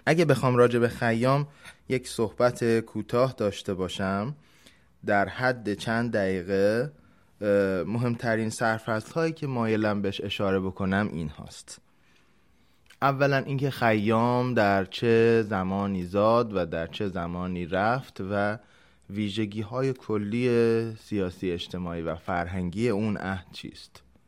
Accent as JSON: {"language": "Persian", "country": "Iran", "said": "به عنوان یک ایرانی در هر جای جهان که باشیم"}